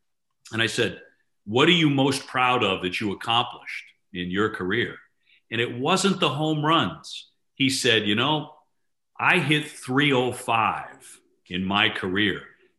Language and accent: English; Boston, Massachusetts, United States; He knew I was from Boston